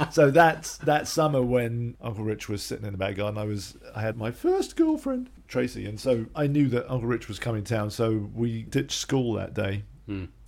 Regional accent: England, United Kingdom; I was born in England, as was my brother Guy and my sister Celia, and so I was brought up in England

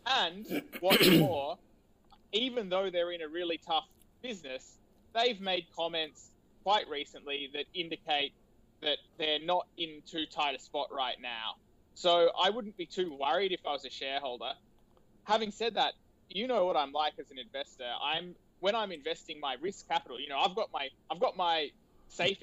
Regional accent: Australia; I, as a Australian patriot, a quietly spoken one

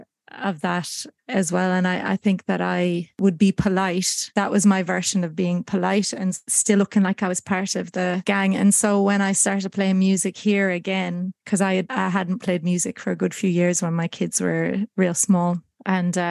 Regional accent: Ireland; moved away as an adult; also born or lived in United States; now in Australia; Growing up in Ireland and around the music industry

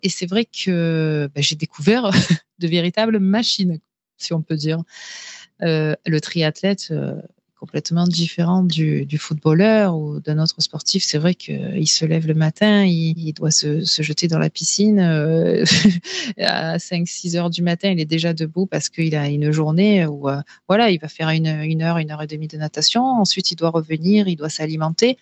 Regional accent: Marseille, Provence-Alpes-Côte d'Azur, France; je suis marseillaise d'origine

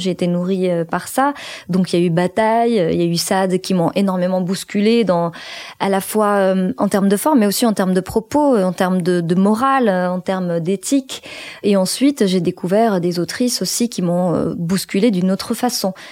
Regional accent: Morocco; je suis née au Maroc et j'ai grandi au Maroc

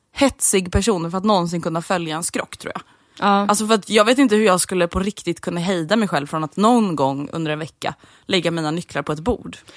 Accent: Sweden; som svensk vuxit upp med A-brunnar

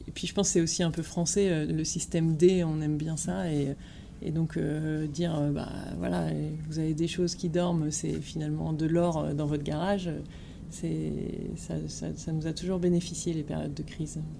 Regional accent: Ch'ti, Hauts-de-France, France; moved away as an adult; also born or lived in Lille / Paris; now in Marseille, France; je suis ch'ti

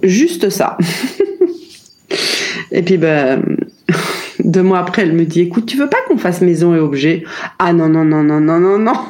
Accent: Paris, Île-de-France, France; moved away as an adult; also born or lived in Chiang Mai, Thailand / Ibiza, Spain; j'ai vécu 10 ans dans le 15e arrondissement, là où j'ai grandi. Après, on a changé de maison, toujours dans Paris.

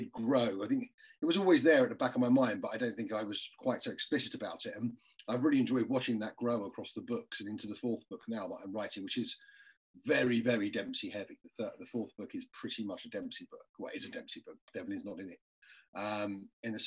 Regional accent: London, United Kingdom; if you're from an Irish family in London

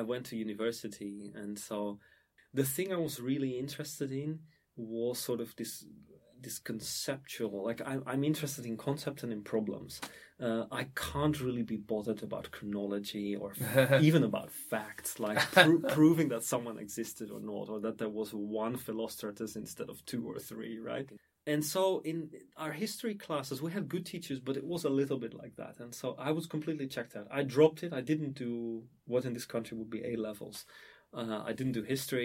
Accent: Emmen, Drenthe, Netherlands; my hometown is called Emmen, which is a small town or a provincial town, in the province of Drenthe in the Netherlands

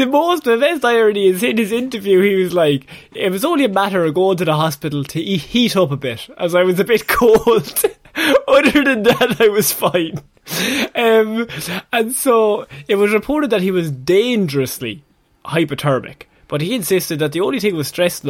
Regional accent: Ireland

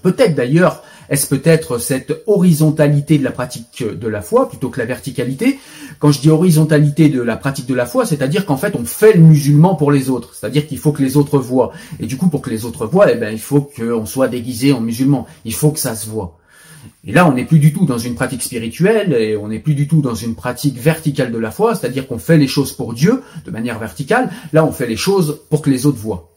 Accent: France; je suis français, pas israélien

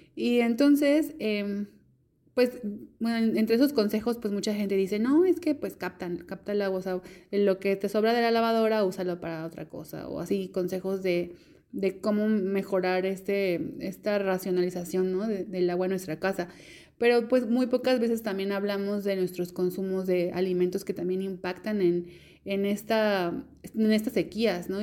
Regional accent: Mexico; las personas que somos mexicanas y mexicanos

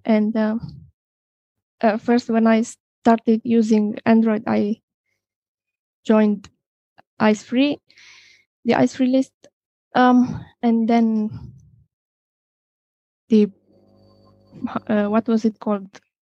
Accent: Romania; now in Austria; from Romania. I live in Austria.

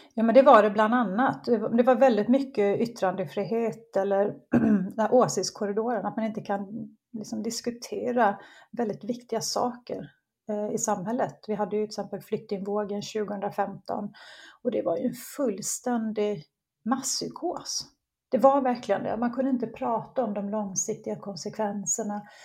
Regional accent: Gotland, Sweden; accent: Gotlandic; moved away as an adult; also born or lived in Bromma, Stockholm; now in Höllviken, Sweden; man, kan luras av min dialekt, men jag är ju uppvuxen på Gotland, men jag bor i Skåne sedan ja, 25 år

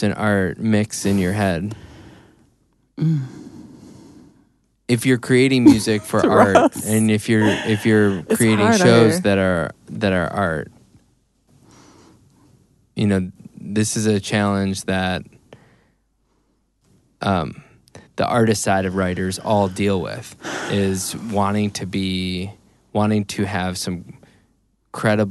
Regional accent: Chicago area, Illinois, United States; I'm probably closer to where Joe's from, in Milwaukee, than I am to Chicago

